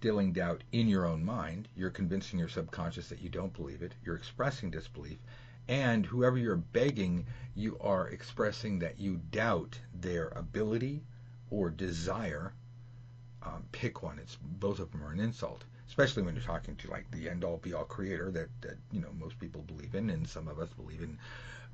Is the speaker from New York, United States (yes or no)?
no; Los Angeles, California, United States; Hollywood, California, not Hollywood, Florida